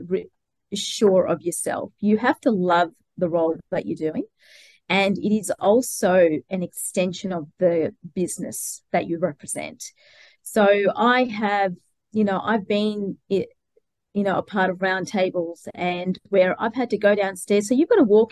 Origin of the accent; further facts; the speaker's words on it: Melbourne, Victoria, Australia; moved away as an adult; now in Brisbane, Australia; I'm originally from Melbourne